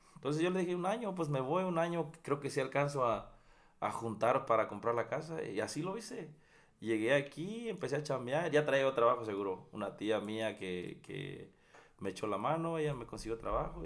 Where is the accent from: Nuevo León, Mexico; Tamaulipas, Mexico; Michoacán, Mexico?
Michoacán, Mexico; Apatzingán; moved away as an adult; yo soy de apaxingán Michoacán. Entonces, donde yo nací